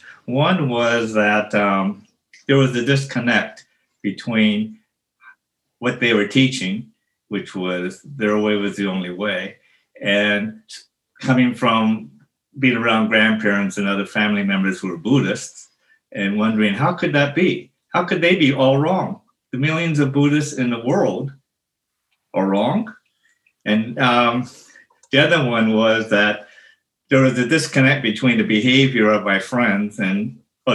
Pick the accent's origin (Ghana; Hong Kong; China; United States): United States; Gardena, California; also born or lived in Los Angeles, United States; I was born in Los Angeles, and we moved from Los Angeles to Gardena, California, when I was 3 years old